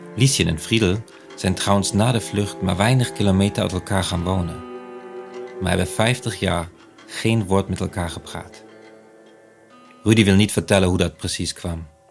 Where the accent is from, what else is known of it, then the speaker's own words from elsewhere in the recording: Germany; accent: German; Dutch is a second language; moved away as an adult; now in Netherlands; Andersom was ik in Nederland een Duitser